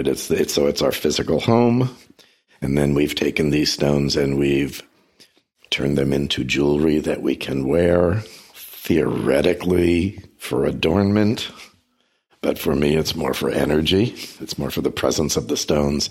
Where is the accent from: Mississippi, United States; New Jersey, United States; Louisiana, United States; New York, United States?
New Jersey, United States; moved away; I grew up in New Jersey.